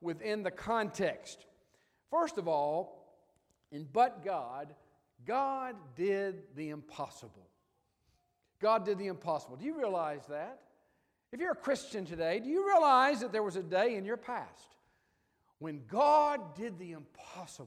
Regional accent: Memphis, Tennessee, United States; Memphis is my hometown and Ginger's hometown.

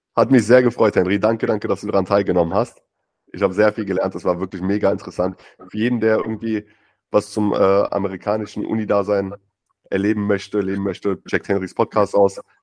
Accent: Germany; bei uns in Deutschland

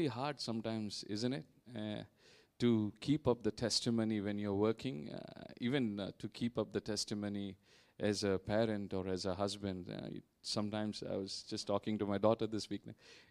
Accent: India; moved away as an adult; now in Vietnam; I'm from India. We've been here in Vietnam for the past 12 plus years

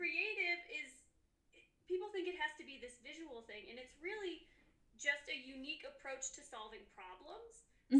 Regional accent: Chicago, Illinois, United States; now in Colorado, United States; I grew up in the Chicagoland area and now I'm in Colorado.

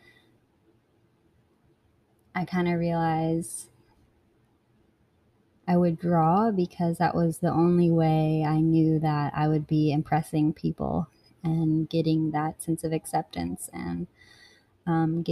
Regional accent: Blowing Rock, North Carolina, United States; So I was born in Blowing Rock, North Carolina, which is a little town in the mountains, the Appalachian Mountains

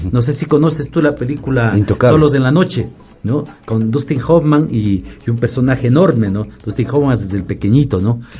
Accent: Ibarra, Imbabura, Ecuador; now in Quito, Ecuador; yo provengo de Ibarra

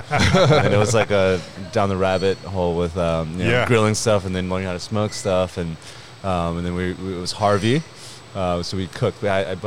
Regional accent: Vietnam; born there; I was born in Vietnam.

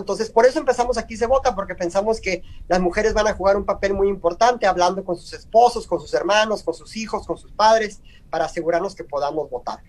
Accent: Culiacán, Sinaloa, Mexico; moved away as an adult; now in Phoenix, United States; soy de Culiacán, Sinaloa. Este, ya tengo acá en Phoenix a casi 20 años

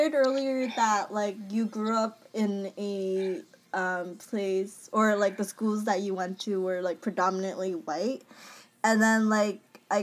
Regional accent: Boston, Massachusetts, United States; I'm from Boston

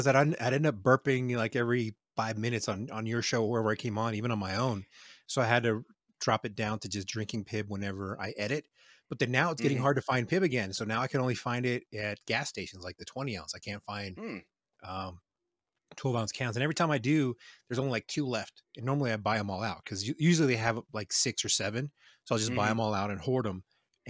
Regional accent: Reno, Nevada, United States; Yes, I'm from Reno. I'm not scared of talking about where I'm from.

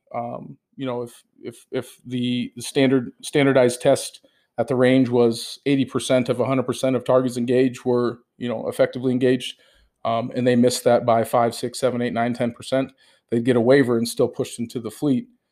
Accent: United States; I'm an American

